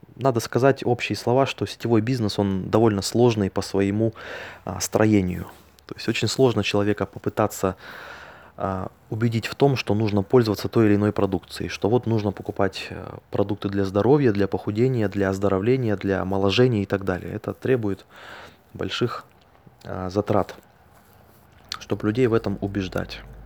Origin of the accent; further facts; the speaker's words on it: Altai Krai, Russia; я родился на Алтайском крае